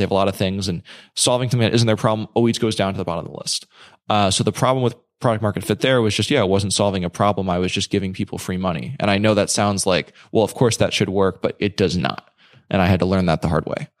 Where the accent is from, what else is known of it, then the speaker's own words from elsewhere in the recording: New York, United States; I'm from New York, so I, I went home